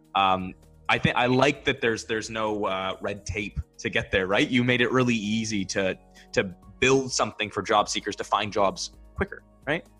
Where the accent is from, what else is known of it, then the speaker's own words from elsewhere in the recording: Barrie, Ontario, Canada; I'm from Barrie, Ontario, and it's about an hour from Toronto.